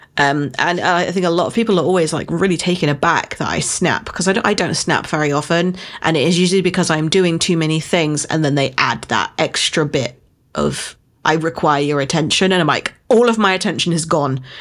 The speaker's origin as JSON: {"language": "English", "country": "United Kingdom", "said": "as a Brit"}